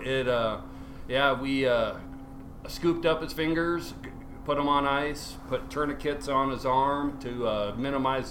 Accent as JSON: {"language": "English", "town": "Seattle", "region": "Washington", "country": "United States", "tie": "born or raised there", "said": "I was born in Seattle. I grew up there"}